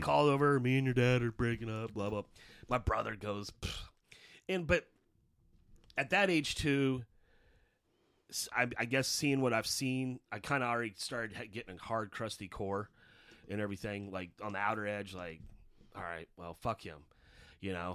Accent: Belton, Missouri, United States; also born or lived in Raytown, Missouri / Kansas City; growing up in Belton until age of ten.

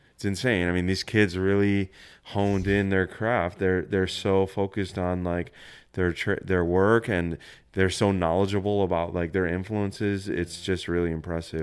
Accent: Buffalo, New York, United States; also born or lived in San Francisco; now in Brooklyn, United States; I grew up in Buffalo, New York.

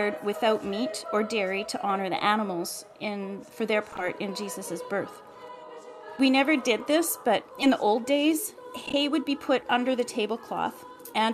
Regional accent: Canada; I was born in Canada, but my ancestry is Ukrainian

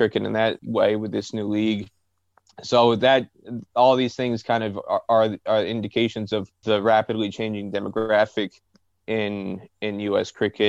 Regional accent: northern New Jersey, United States; You mentioned Prospect Park in Brooklyn and me growing up in New Jersey. Like I said, I didn't really notice cricket was all around me growing up in northern New Jersey.

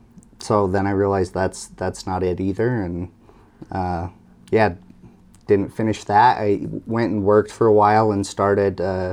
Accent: Idaho, United States; So I grew up in Snake River.

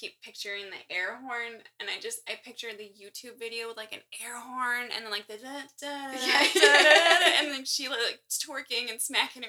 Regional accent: La Porte, Indiana, United States; now in Chicago, United States; Growing up in La Porte, and we're not too far from the Michigan border, and it's all that lake effect snow.

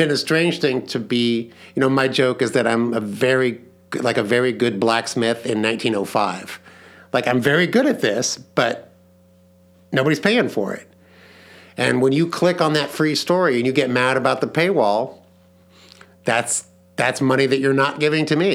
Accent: Leawood, Kansas, United States; growing up in Leawood, Kansas

